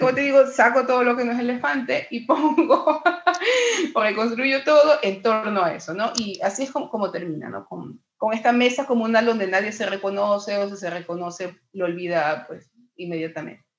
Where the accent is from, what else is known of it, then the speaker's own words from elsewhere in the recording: Ecuador; mi país tiene una gran tradición de literatura muy poco conocida